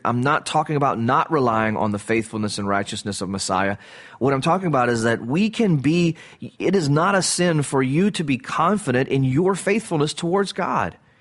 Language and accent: English; the South, United States; I grew up in the South. I live in the South.